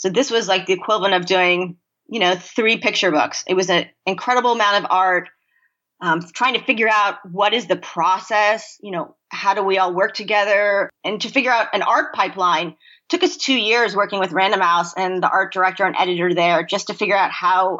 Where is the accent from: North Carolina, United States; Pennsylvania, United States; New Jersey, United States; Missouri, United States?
Pennsylvania, United States; We grew up in Pennsylvania